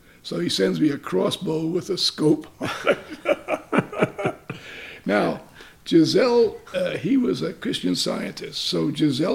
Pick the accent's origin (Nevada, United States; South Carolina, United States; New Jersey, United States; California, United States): New Jersey, United States; Jersey City; moved away as an adult; I'm from New Jersey